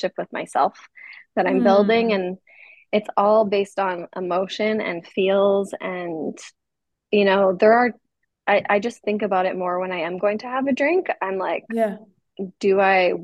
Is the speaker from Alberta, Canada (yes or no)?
yes; Edmonton, Alberta, Canada; moved away as an adult; now in Kansas City, United States; growing up in Canada, we are around alcohol at a very young age